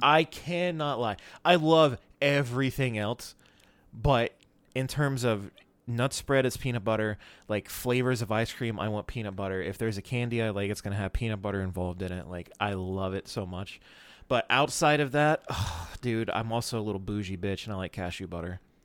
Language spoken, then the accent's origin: English; North Carolina, United States; moved away; my hometown, which does not matter. Um, but it's somewhere in North Carolina, just over the border